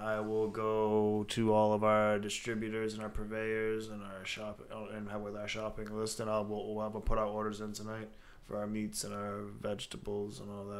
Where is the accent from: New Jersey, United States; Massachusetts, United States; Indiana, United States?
Massachusetts, United States; Boston; we're from Boston